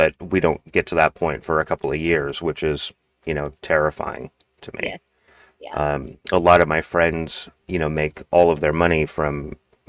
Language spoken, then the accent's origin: English; Seattle, Washington, United States; So, I'm primarily from Seattle, I guess. I mean, I've been in and out of here for longer than I care to admit, like 35 years.